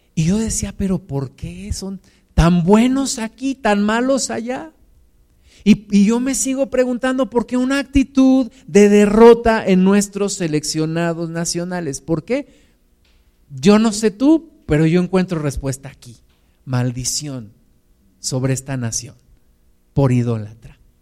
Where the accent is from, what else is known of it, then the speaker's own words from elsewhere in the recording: Mexico; Somos los mismos mexicanos.